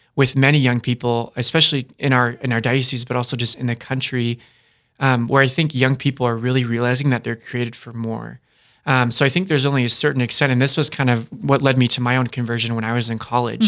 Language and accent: English; Dakota Dunes, South Dakota, United States; I'm from Dakota Dunes, South Dakota